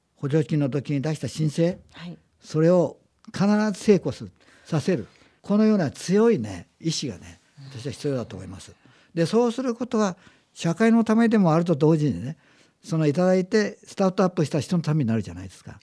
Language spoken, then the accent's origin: Japanese; Aizuwakamatsu, Fukushima, Japan; moved away; also born or lived in Gunma; あの生まれ育ちがあの福島県の会津なんですね